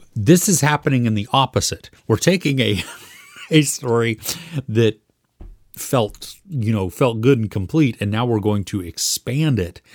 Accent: United States; as an American

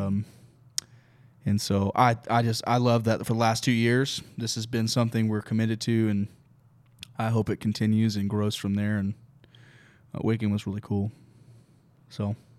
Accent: Oklahoma, United States; now in Texas, United States; I grew up in Oklahoma

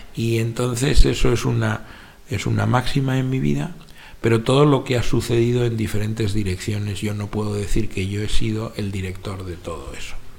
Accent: Madrid, Community of Madrid, Spain; Yo soy madrileño y he vivido un buen número de años dentro de la ciudad de Madrid y después bastantes años en pueblos, que rodean Madrid

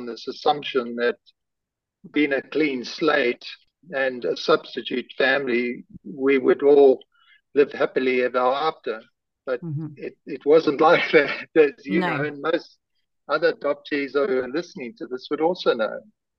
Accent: South Africa; born there; I was given a name and an age of my mother and the place I was born in South Africa on a small piece of paper

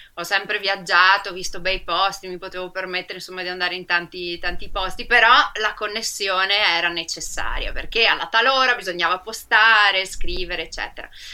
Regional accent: Rovigo, Veneto, Italy; Io sono veneta, sono di Rovigo

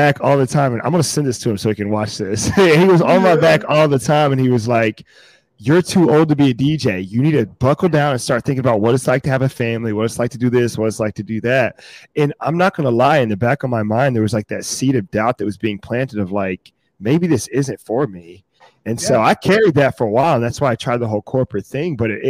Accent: Fayetteville, North Carolina, United States; No, I'm originally from Fayetteville, North Carolina, which is my dad was based in Fort Bragg. So that's why I was born there.

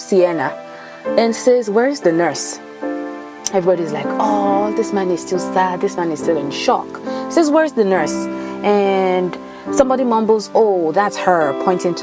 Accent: Nigeria; moved away; also born or lived in Ibadan, Nigeria; I grew up in Nigeria, so a lot of my stories, some might tie back to my time spent in Ibadan or in any other state in Nigeria.

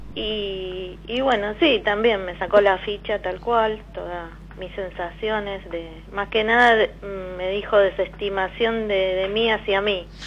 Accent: Buenos Aires, Argentina; soy de Capital, de Liniers.

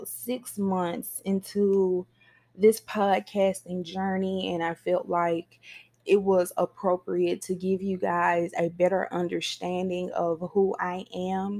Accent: Mississippi, United States; I live in Mississippi. I was born and raised in Mississippi.

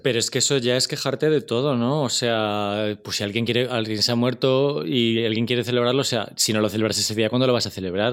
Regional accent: Spain; como españoles

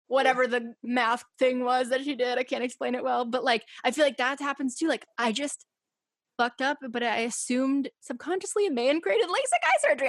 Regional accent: Massachusetts, United States; growing up in massachusetts in the town that i grew up

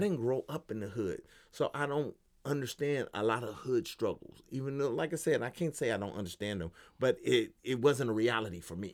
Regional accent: Los Angeles, California, United States; me growing up in Los Angeles

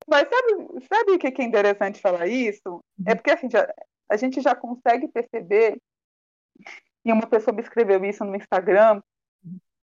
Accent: Northeast Region, Brazil; eu sou nordestina

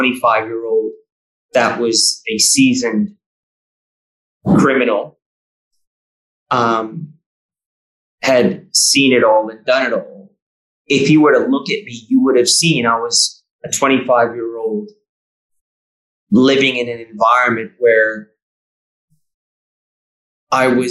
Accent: Bay Area, California, United States; moved away as an adult; also born or lived in New South Wales, Australia; now in Victoria, Australia; where I grew up in the Bay Area

